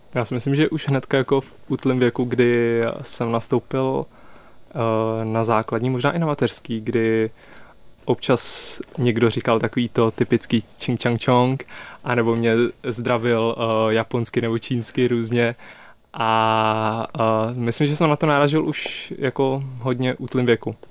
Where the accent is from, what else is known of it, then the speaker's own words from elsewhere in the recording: Prague, Czechia; já jsem z Prahy